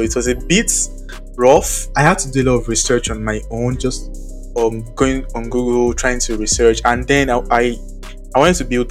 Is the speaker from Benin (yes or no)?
yes; Cotonou, Littoral, Benin; also born or lived in Ogun State, Nigeria; my parents moved here when I was about 8 or 9 years old. So I've lived most of my life here in Cotonou